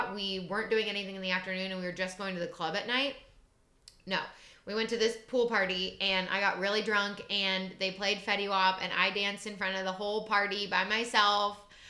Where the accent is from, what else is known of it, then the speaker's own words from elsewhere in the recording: Ohio, United States; moved away; also born or lived in Chicago; I'm from Ohio